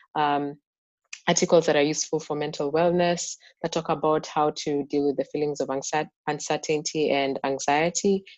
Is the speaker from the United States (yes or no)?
no; Kenya; moved away; i grew up in Kenya.